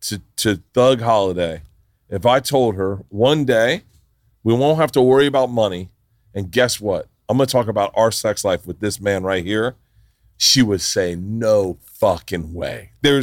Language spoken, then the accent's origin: English; the South, United States; But I grew up in the South.